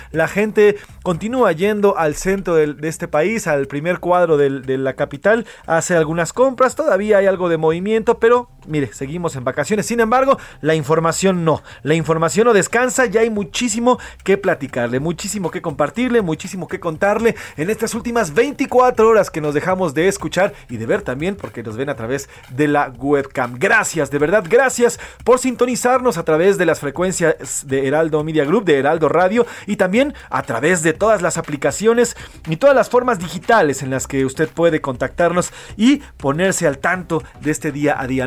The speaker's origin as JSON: {"language": "Spanish", "country": "Mexico", "said": "Yo soy egresado de la Escuela de Periodismo Carlos Etienne García, pero también de la UNAM, pero también hay muchas escuelas en nuestro país"}